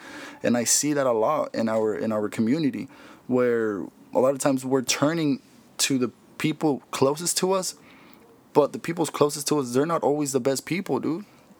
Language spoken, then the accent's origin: English; Mexico; like everyone else that comes here I come from Mexico, right? Someone who comes from another country, it's like our parents come here and we surpass them, right?